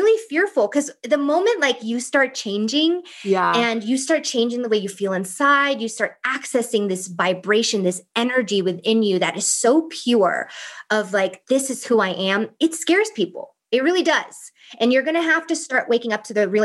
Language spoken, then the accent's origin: English; East Coast, United States; also born or lived in Thailand; now in California, United States; I'm from the East Coast